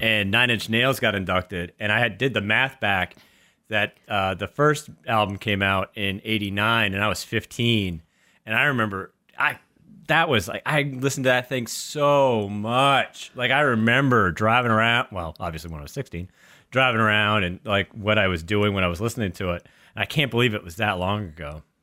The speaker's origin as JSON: {"language": "English", "region": "New Hampshire", "country": "United States", "tie": "born or raised there", "said": "growing up in New Hampshire"}